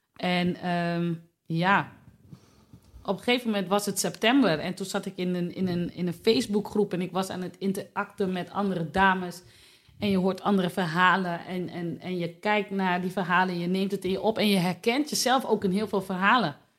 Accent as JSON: {"language": "Dutch", "town": "Delfzijl", "region": "Groningen", "country": "Netherlands", "tie": "born or raised there", "lives_now": "Hoogezand, Netherlands", "said": "Ik kom uit Delfzijl."}